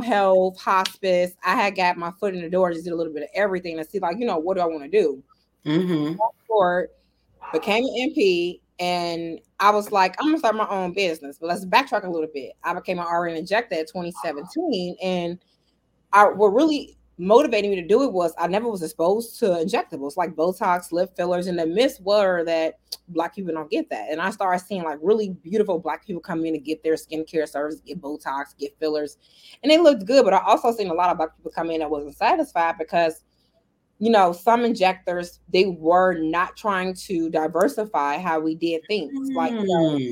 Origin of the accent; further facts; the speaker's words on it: Chicago, Illinois, United States; moved away as an adult; now in Las Vegas, United States; Originally born and raised in Chicago, Illinois